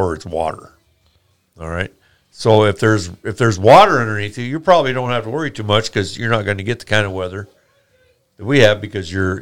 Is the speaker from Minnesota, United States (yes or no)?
no; eastern slope / Front Range, Colorado, United States; I grew up so in Colorado on the eastern slope